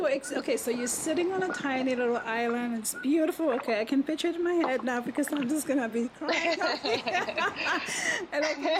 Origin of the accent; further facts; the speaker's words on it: Vanuatu; now in United States; I'm from Melanesia, by the way, from Vanuatu.